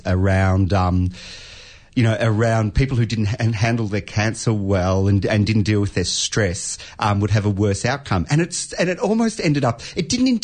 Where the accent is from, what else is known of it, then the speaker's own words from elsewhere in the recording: Australia; we're all Australian